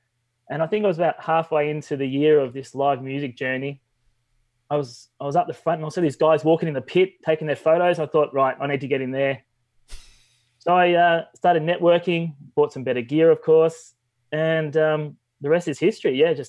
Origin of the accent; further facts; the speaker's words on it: Melbourne, Victoria, Australia; I'm from Melbourne, Australia.